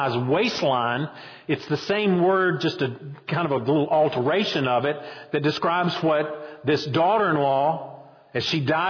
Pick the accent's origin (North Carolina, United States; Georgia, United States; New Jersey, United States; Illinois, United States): North Carolina, United States; Boone; now in Roxboro, United States; when I was growing up in Boone, we kind of laughed at the folks down in Wilkes County